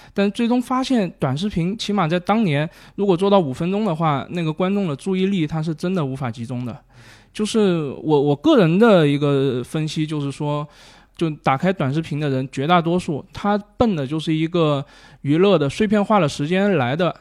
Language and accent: Chinese; Guangxi, China; 我广西人嘛